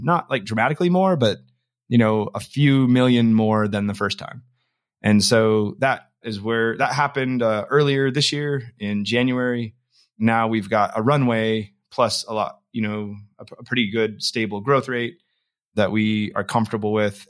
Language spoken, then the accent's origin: English; Rupert, Idaho, United States; I'm a guy from Idaho, grew up in Rupert, Idaho, on a farm